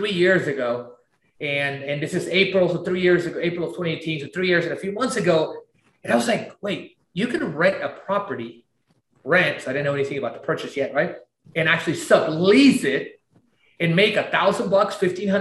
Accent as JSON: {"language": "English", "town": "Tarapoto", "region": "San Martín", "country": "Peru", "tie": "born or raised there", "also_born_or_lived": "Lima, Peru", "moved": "yes", "lives_now": "Houston, United States", "said": "I was born in Peru, small little town. And I am from this little town called Tarapoto, right? And I lived in Lima, the capital"}